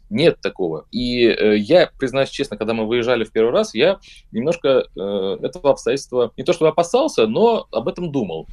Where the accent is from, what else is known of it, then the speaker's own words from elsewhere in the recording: Russia; я из России